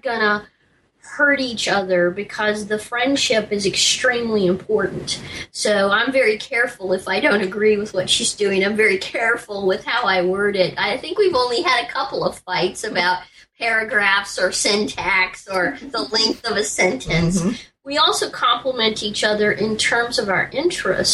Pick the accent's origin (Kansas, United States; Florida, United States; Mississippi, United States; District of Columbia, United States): District of Columbia, United States; Washington; I was raised in around Washington, D.C.